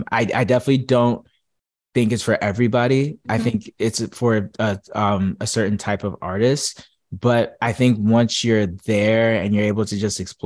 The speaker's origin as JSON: {"language": "English", "region": "New Jersey", "country": "United States", "said": "I'm from Jersey"}